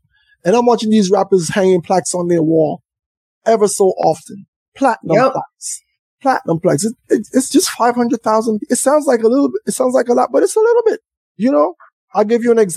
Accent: St. Vincent & Grenadines; I'm from St. Vincent

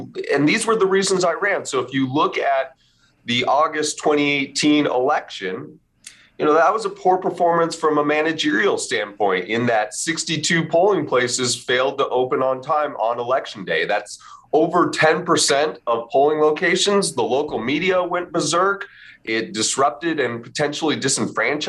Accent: Sandy, Utah, United States; also born or lived in New Orleans / Mexico / Chicago / Washington, D.C.; now in Maricopa County, United States; I'm from Sandy, Utah

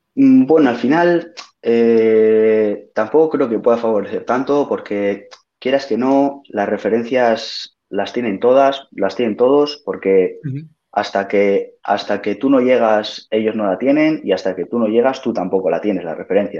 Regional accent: Maliaño, Cantabria, Spain; yo soy de Maliaño del Alto

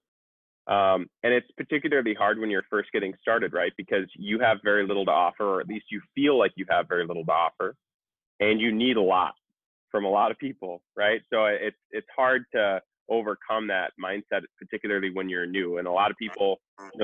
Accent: Minnesota, United States; I grew up in Minnesota

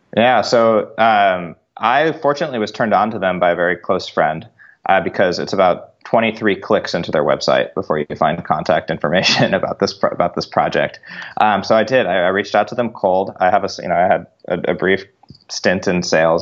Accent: Northern California, United States; We grew up in Northern California

